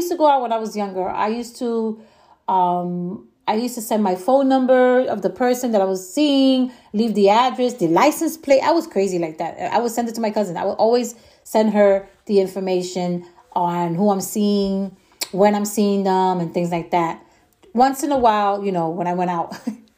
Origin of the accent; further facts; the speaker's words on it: New York, United States; I'm from New York, and New Yorkers have a way of thinking that sometimes maybe we do overthink